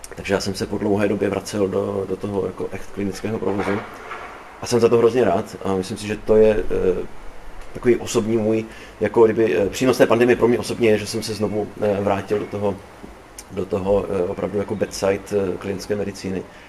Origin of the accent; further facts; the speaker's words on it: Olomouc, Olomouc Region, Czechia; Já jsem tady Hanák, prostě, že tělem a duší Olomoučák